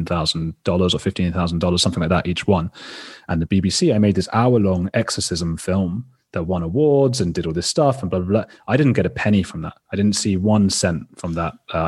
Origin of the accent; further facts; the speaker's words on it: Watford, East of England, United Kingdom; born there; London. I was born in Watford, which is the northwest suburbs.